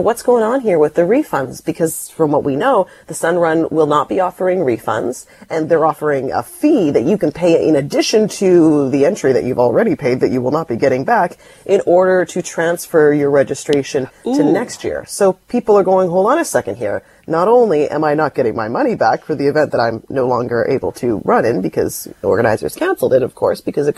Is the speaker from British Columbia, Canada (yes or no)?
yes; Delta, British Columbia, Canada; you and I both grew up in the suburbs. I grew up in North Delta